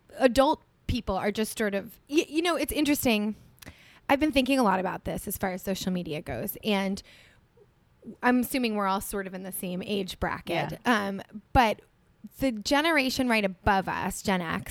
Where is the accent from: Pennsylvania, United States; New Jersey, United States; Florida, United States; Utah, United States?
New Jersey, United States; also born or lived in New York City; I was from New Jersey originally